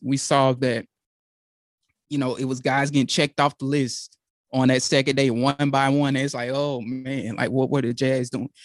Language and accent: English; Georgia, United States; my home state